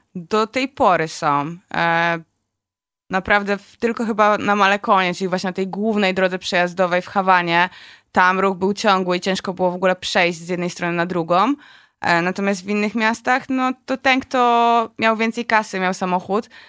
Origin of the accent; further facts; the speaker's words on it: Poland; jesteśmy z Polski